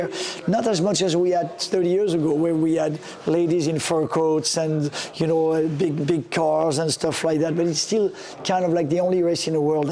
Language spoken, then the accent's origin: English; France; moved away; when I was a kid growing up in France